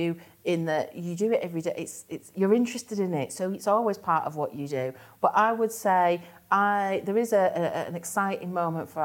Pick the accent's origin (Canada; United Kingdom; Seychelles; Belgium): United Kingdom; Stockport, North West England; also from Bridgell, me